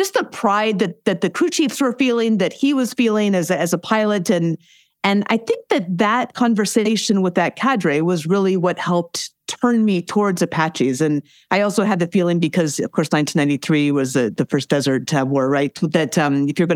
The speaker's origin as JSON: {"language": "English", "region": "Alaska", "country": "United States", "tie": "born or raised there", "said": "I grew up in Alaska"}